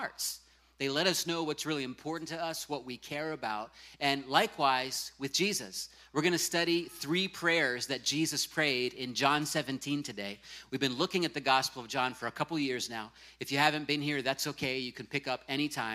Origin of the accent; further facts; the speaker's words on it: Virginia Beach, Virginia, United States; moved away; my hometown of Virginia Beach